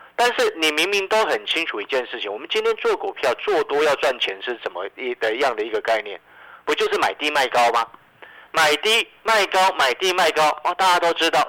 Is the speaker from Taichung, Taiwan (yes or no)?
no; Hualien, Hualien County, Taiwan; 身为花莲人的我